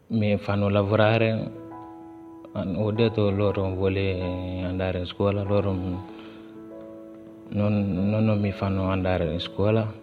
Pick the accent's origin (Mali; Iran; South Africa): Mali; Italian is a second language; also born or lived in Libya; now in Italy; vengo dal Mali, ho 18 anni.